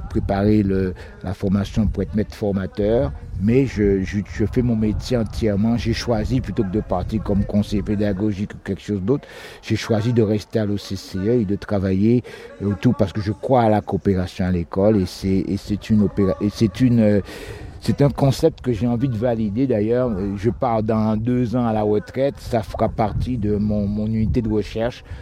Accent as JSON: {"language": "French", "country": "Guadeloupe", "said": "Je viens de la Guadeloupe."}